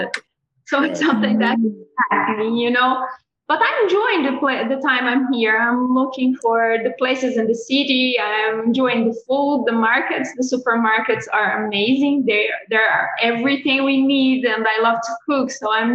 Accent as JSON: {"language": "English", "country": "Brazil", "moved": "as an adult", "lives_now": "United States", "said": "I come from Brazil, a tropical country"}